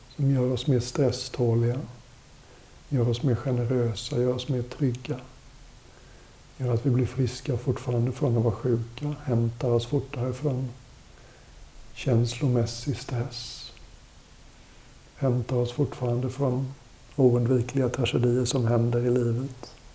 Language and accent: Swedish; Sweden; also born or lived in India; Som väluppfostrad svensk